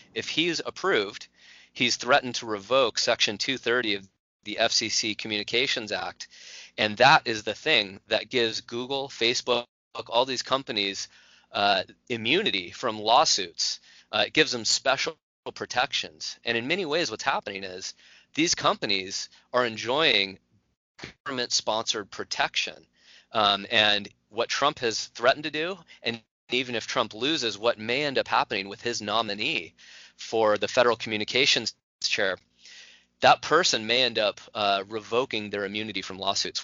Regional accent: California, United States; the state of California, my home state.

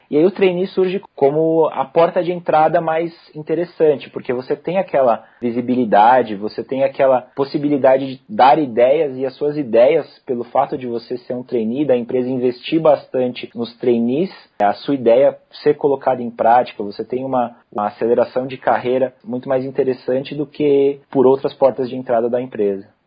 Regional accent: São Paulo, Brazil; also born or lived in São Carlos; eu sou aqui de São Paulo, né? São Paulo, capital da cidade mesmo

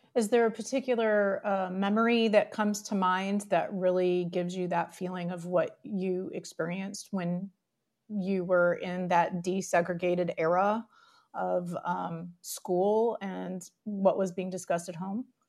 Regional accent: Detroit, Michigan, United States; I grew up in the Detroit area

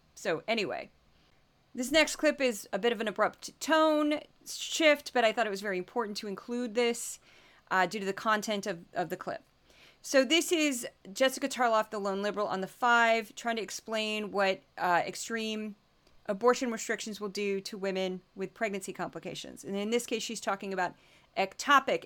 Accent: Midwest, Missouri accent, United States; accent: Missouri; I'm from the Midwest

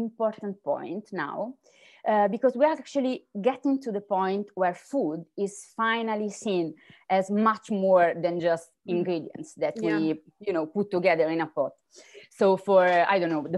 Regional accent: Apulia, Italy; I'm from Puglia, better known as the heel of the Italian booth.

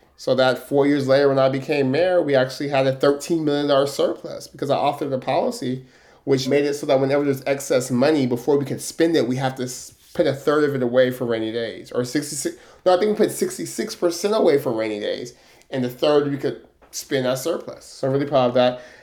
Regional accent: Stockton, California, United States; growing up in Stockton, the most diverse city

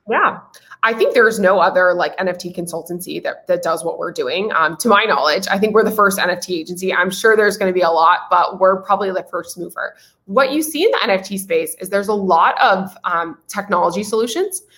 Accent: Nashville, Tennessee, United States; moved away as an adult; also born or lived in California; I'm originally from Nashville, Tennessee, uh, southeast part of the United States, Music City, um, amazing place to grow up

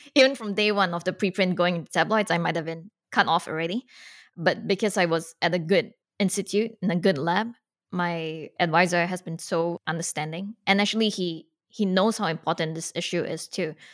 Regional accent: Singapore; moved away; I grew up outside of America, so I grew up in Singapore

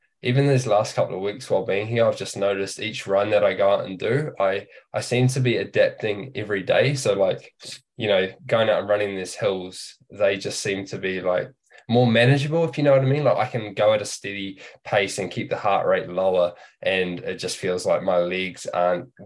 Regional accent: New Zealand; growing up in New Zealand

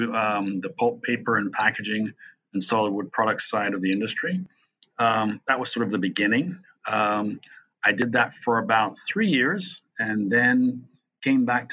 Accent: Jamaica; moved away as an adult; also born or lived in England / North Carolina, United States / Florida, United States; now in United States; I'm actually not originally from the United States. I'm from Jamaica by way of England.

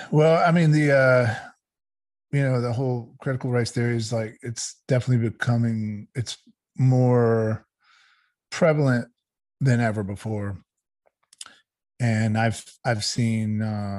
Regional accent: Georgia, United States; I grew up down here in the South. I grew up in Georgia. My parents are from New York, but I grew up here

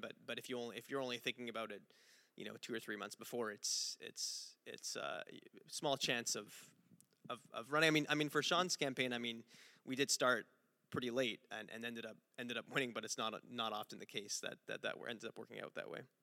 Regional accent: Montreal, Quebec, Canada; I'm from Montreal

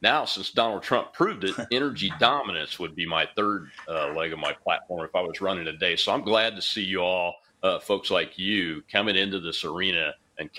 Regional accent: Mississippi, United States; Mississippi, my home state

